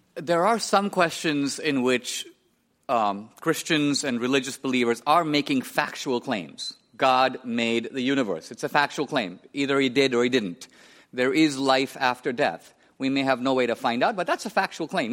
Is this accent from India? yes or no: yes; India; I was born and raised in India